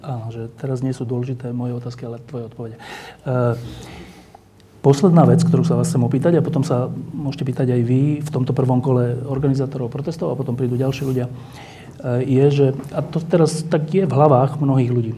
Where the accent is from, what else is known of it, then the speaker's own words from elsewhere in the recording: Slovakia; my tu na Slovensku